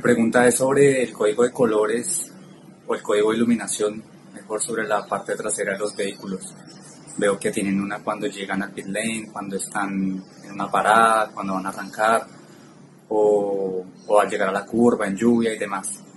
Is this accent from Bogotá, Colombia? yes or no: yes; Bogotá, Colombia; now in Yopal, Colombia; soy de Bogotá, Colombia y actualmente resido